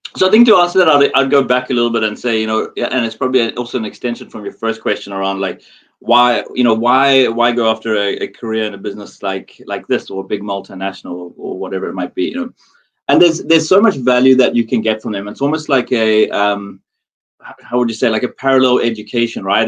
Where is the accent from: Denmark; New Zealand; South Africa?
South Africa; moved away as an adult; also born or lived in Dubai, United Arab Emirates / Singapore; now in London, United Kingdom; I'm South African born